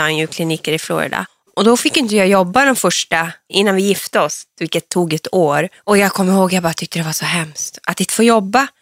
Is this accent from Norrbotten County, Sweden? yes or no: yes; Hortlax, Norrbotten County, Sweden; Ja, så där växte jag upp